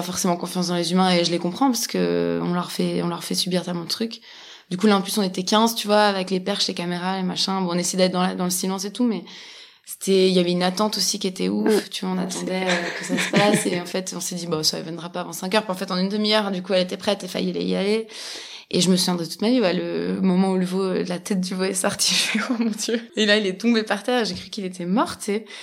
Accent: Switzerland; moi, j'ai grandi en Suisse

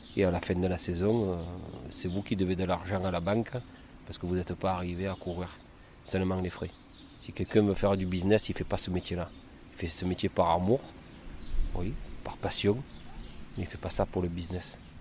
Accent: Cavaillon, Provence-Alpes-Côte d'Azur, France; je suis de Cavaillon. Euh, sur l'exploitation familiale, je suis né donc ici.

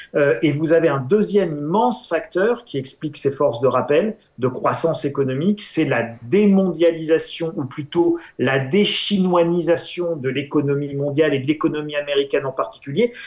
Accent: France; en tant qu'Européen, en tant que Français

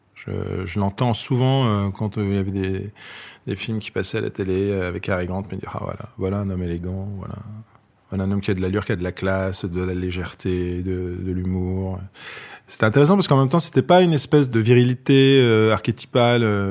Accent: Paris, Île-de-France, France; J'ai grandi dans une bonne partie de mon enfance dans le 16e arrondissement de Paris. Et après, dans le, dans le 15e arrondissement

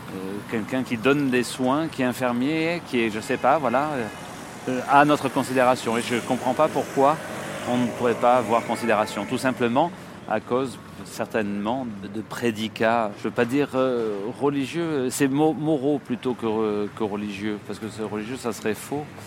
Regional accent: Marseille, Provence-Alpes-Côte d'Azur, France; moved away as an adult; also born or lived in Paris; je suis un provincial, un Marseillais qui est monté à Paris. Pour faire du, cinéma, je suis monté, je devais avoir 19-20 ans

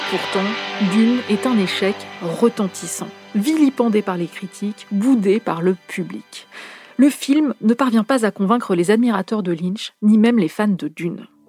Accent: France; chez nous en France

